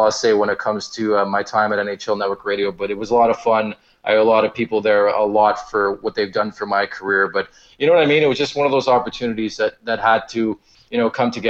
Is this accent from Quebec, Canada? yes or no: yes; Montreal, Quebec, Canada; I was born in Montreal.